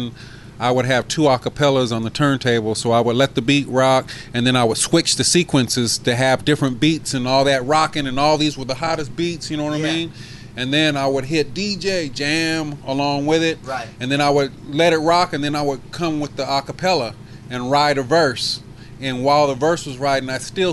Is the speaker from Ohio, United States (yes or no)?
no; San Diego, California, United States; I was that kid from San Diego